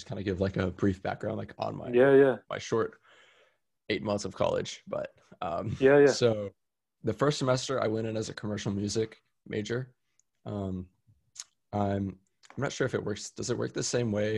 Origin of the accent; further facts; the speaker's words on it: Austin, Texas, United States; also born or lived in San Diego, California; Austin's my hometown. It's where I was born and raised.